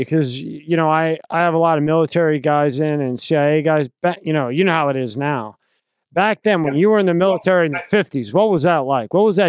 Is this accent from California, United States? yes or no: no; Philadelphia, Pennsylvania, United States; I grew up in South Philly, so I was around a lot of those guys too.